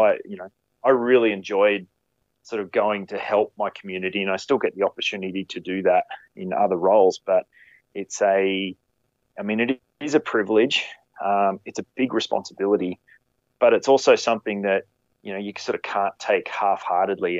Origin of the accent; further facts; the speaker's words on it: Queensland, Australia; moved away as an adult; now in New South Wales, Australia; I grew up in Queensland